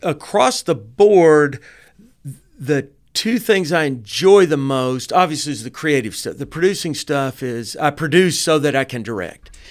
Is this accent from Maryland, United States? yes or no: no; Dalton, Georgia, United States; I'm also from Dalton